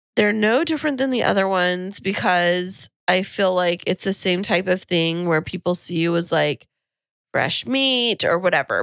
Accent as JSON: {"language": "English", "town": "Kingsburg", "region": "California", "country": "United States", "moved": "as an adult", "lives_now": "San Diego, United States", "said": "I went home, uh, to Kingsburg"}